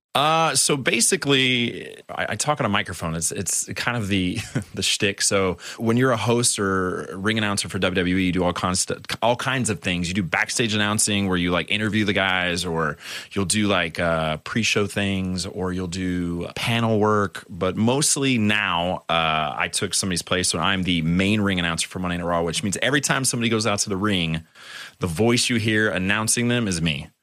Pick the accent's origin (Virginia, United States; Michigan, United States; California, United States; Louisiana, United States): California, United States; San Diego; I was growing up in San Diego